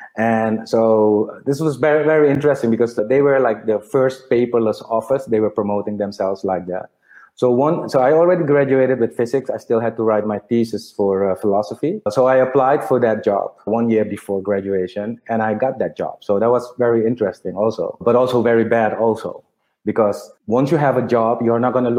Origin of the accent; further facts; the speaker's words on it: Suriname; moved away as an adult; also born or lived in Delft, Netherlands / Netherlands; now in Curaçao; I was born and raised in Suriname. So I was born in a hospital, St. Vincentius. And then when I was 5, we moved to the house where, I grew up basically in Maretreta, Bisetstraat. So that's 13, 14 years I've lived there